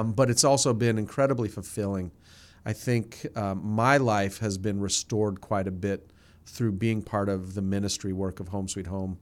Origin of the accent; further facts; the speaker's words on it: New Jersey, United States; moved away; I grew up in New Jersey, uh, forty-five minutes outside of New York City.